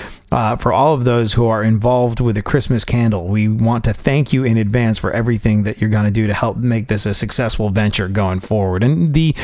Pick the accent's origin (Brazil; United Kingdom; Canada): United Kingdom; England; moved away; I grew up in England